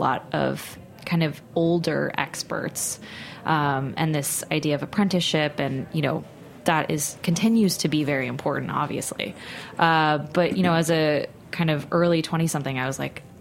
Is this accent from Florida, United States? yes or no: no; Austin, Texas, United States; I'm from Texas, from Austin, and a fellow Austinite